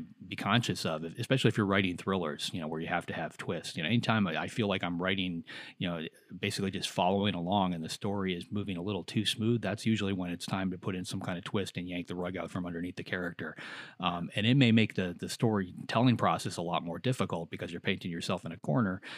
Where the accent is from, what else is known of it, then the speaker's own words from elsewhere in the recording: near Chicago, Illinois, United States; growing up near Chicago